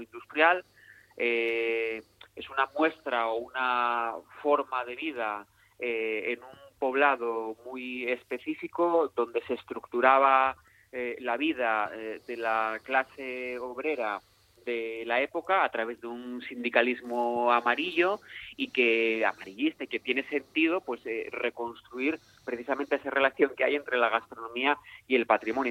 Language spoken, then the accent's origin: Spanish; Mieres, Asturias, Spain; las personas que somos de Mieres